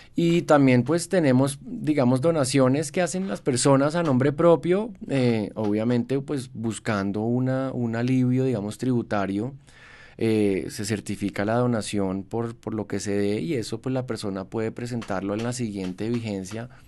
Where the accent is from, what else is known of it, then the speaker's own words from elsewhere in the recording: Bogotá, Bogotá Capital District, Colombia; Yo soy primera generación bogotano, fui orgulloso de mi ciudad mucho tiempo